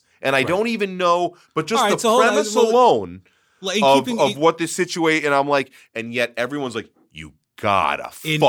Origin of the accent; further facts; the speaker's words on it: Brooklyn, New York, United States; Growing up in Brooklyn, Friday Night Lights is about as foreign to me as Deadwood or Carnival was.